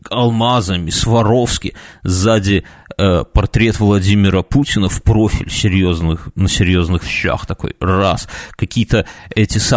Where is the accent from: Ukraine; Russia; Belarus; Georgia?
Belarus; Minsk; Да упаси Господь, мы из Минска, если что.